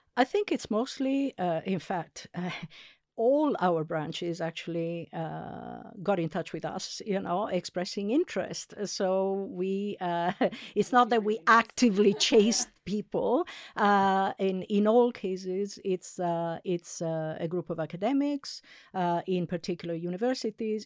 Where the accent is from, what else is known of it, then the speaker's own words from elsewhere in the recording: Italy; first language Italian; English is a second language; moved away; I'm actually Italian. I, I, uh, I was born and raised in Italy, and I grew up as a passive bilingual